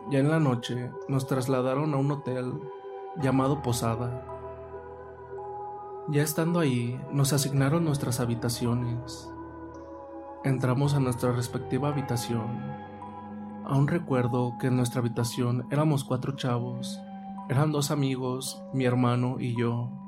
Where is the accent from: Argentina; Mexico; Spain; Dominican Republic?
Mexico; San Francisco del Rincón, Guanajuato; soy originario de México, San Francisco del Rincón.